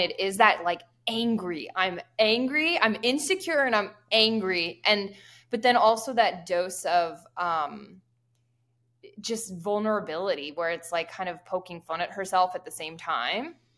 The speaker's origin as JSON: {"language": "English", "region": "Pennsylvania", "country": "United States", "said": "I am from Pennsylvania"}